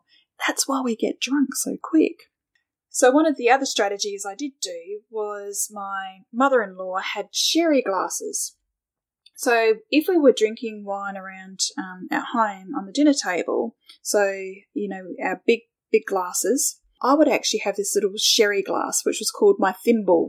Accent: Australia; being Australian

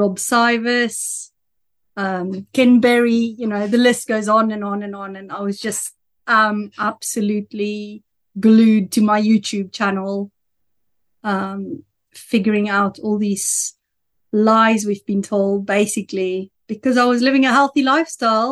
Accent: South Africa; accent: South African; now in Andover, United Kingdom; But that's where I'm living, but my accent is from South Africa

